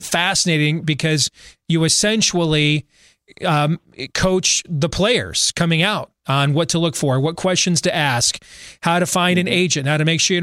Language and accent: English; Michigan, United States; growing up in Michigan